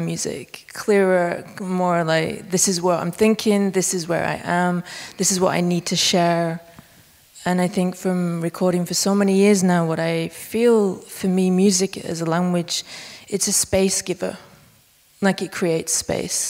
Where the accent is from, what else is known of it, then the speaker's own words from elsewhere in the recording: Bolton, North West England, United Kingdom; now in Berlin, Germany; I'm originally from a village called Dunsker on the outskirts of Bolton, which is northwest UK, like right up in the north.